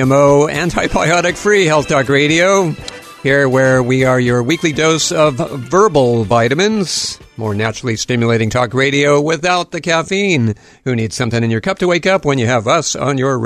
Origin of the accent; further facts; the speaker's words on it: Hawaii, United States; I'm a Hawaiian at heart, that's for sure, having grown up here and spent most of my life in the islands.